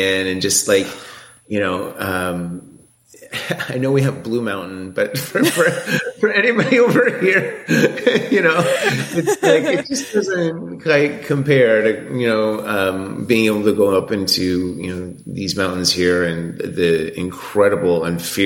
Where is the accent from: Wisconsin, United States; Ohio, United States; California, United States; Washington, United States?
Washington, United States; Seattle; moved away; I grew up in Seattle